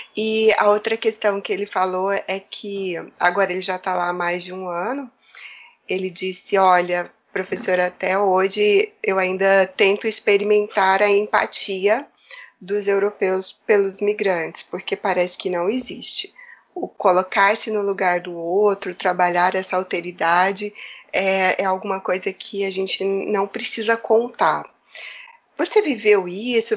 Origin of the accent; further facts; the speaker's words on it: Brazil; moved away as an adult; now in Portugal; eu sou migrante, eu sou brasileira